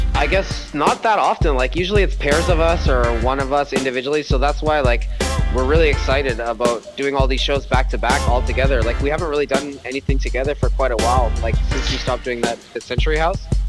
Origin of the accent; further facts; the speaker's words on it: Canada; as a Canadian